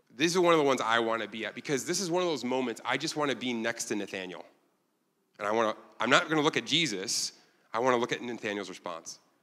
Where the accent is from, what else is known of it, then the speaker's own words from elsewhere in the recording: Ilion, New York, United States; now in Korea; I'm from a town you've never heard of called Ilion, New York